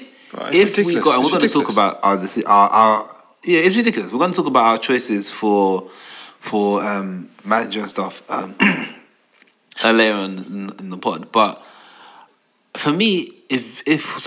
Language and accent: English; London, United Kingdom; I grew up in Tottenham. I was across the road from the stadium.